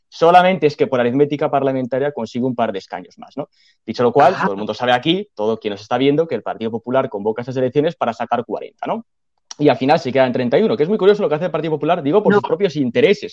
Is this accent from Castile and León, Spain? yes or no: yes; Castile and León, Spain; soy de Castilla León